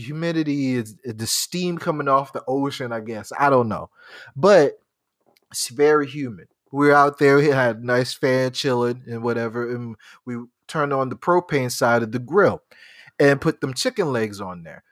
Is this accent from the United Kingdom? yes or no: no; Charleston, South Carolina, United States; I grew up in Charleston. I know this. I know this people. I, I, I grew up here